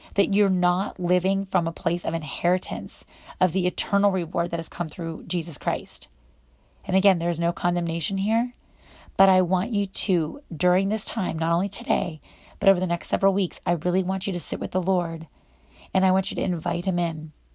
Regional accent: Northwestern Pennsylvania, United States; I grew up in Western Pennsylvania, Northwestern Pennsylvania, right on the border of Ohio

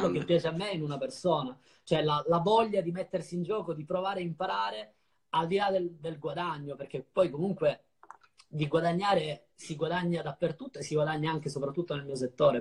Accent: Ragusa, Sicily, Italy; moved away as an adult; also born or lived in Sardinia; now in Milan, Italy; Ho, ho passato i primi dieci anni di vita in Sardegna, poi dai dieci ai venticinque in Sicilia

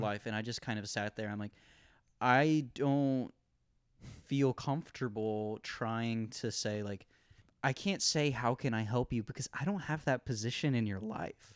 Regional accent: Ohio, United States; moved away as an adult; in Ohio, it's a, it's, you know, it's a swing state. I, like, you know, there's tons of liberal people, there's tons of conservative people. I grew up in the Christian home school bubble

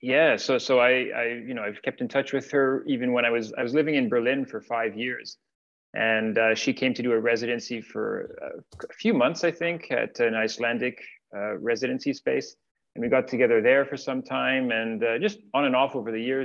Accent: Ottawa, Ontario, Canada; moved away as an adult; also born or lived in Finland; now in Montreal, Canada; I grew up in Ottawa

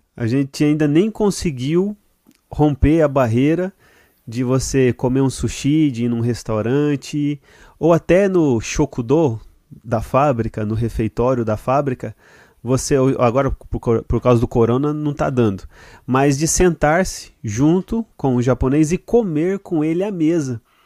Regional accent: Brazil; now in Japan; Nós brasileiros

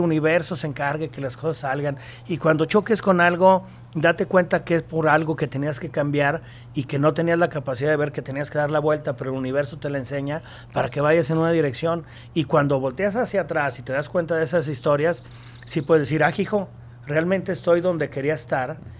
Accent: Aguascalientes, Mexico; Yo soy de Aguascalientes, la empresa es de Aguascalientes

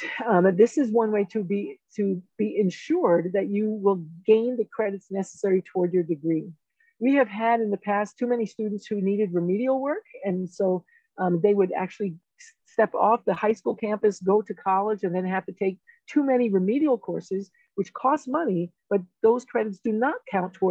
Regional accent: New York City, New York, United States; now in Colorado, United States; I'm a first generation student. I grew up in the South Bronx

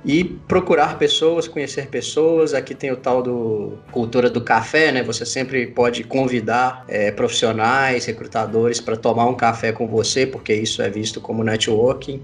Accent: Brazil; moved away as an adult; now in Canada; como brasileiro

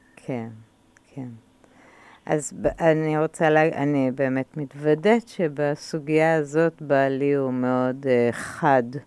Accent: Israel; אני גדלתי בקיבוץ

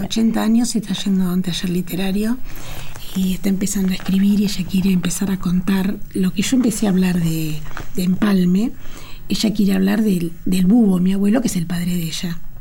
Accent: Argentina; Yo soy muy, me siento muy argentina, muy americana, muy latinoamericana. Amo Latinoamérica, amo mi tierra

